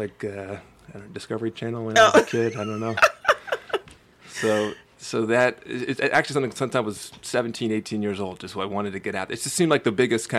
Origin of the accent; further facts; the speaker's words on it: Philadelphia, Pennsylvania, United States; So I grew up on, it's quasi Germantown.